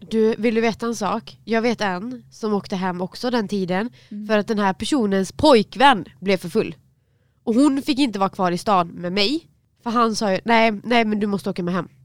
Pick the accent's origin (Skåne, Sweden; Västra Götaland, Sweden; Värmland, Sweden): Västra Götaland, Sweden; Dannike; jag var från Dannike